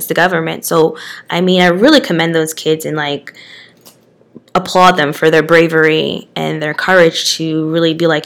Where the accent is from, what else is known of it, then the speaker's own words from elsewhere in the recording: Eastern Pennsylvania, United States; I'm from Eastern Pennsylvania